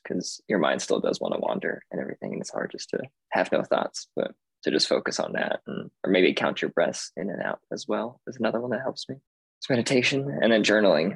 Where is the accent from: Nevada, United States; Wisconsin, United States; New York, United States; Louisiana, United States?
Nevada, United States; Las Vegas; I am from Vegas, originally born and raised.